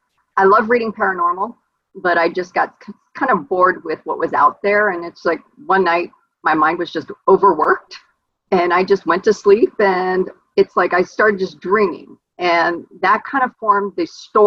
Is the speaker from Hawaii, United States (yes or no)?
yes; Hawaii, United States; growing up in Hawaii, I was about 9 years old in the fourth grade.